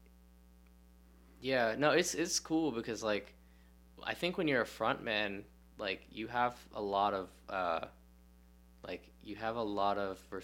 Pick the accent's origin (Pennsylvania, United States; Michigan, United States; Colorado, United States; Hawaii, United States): Michigan, United States; Lansing; also born or lived in Ohio; When I grew up in Lansing, Michigan, it's a relatively small... It's like a college town